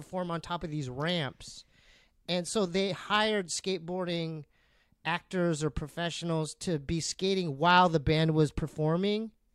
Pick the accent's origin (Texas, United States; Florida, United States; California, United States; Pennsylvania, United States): California, United States; San Diego; I grew up in San Diego